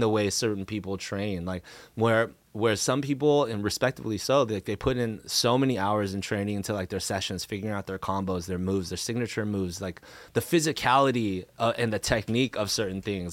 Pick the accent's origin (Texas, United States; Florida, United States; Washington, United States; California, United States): California, United States; Cerritos; also born or lived in Anaheim / Riverside; I grew up around the Cerritos High School area